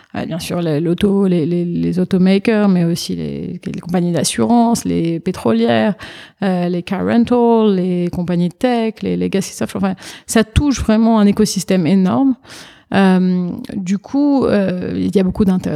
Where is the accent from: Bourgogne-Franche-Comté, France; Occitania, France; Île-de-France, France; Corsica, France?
Île-de-France, France; Paris; moved away as an adult; now in New York, United States; je suis née, j'ai été élevée à Paris en France.